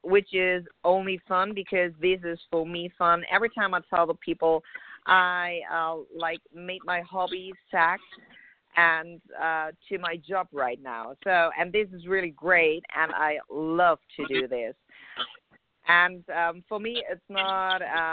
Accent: Germany; moved away as an adult; now in Los Angeles, United States; I'm from Germany. I moved over around about 2 years ago here to L.A., beautiful California.

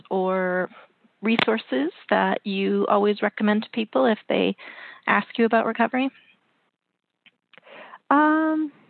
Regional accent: Canada; and You know, I'm Canadian, so I love to promote Canadian authors.

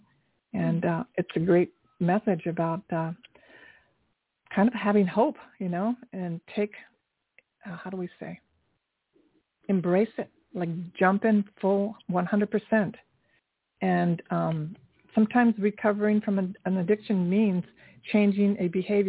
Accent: Dayton, Ohio, United States; moved away as an adult; now in New York City, United States; I'm from Ohio also. I went to Kettering High School

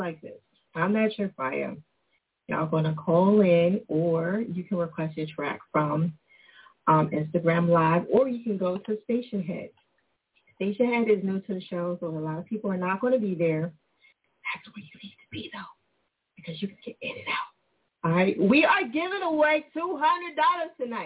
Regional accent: New Jersey, United States; moved away as an adult; now in Philadelphia, United States; I am originally from Jersey. I live in Philly. I've been here 20 years

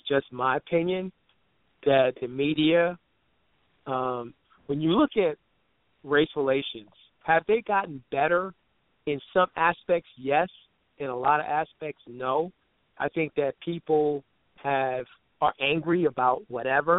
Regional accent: Brooklyn, New York, United States; I'm originally from Brooklyn, New York, but my family, my mom and my dad, are from Panama.

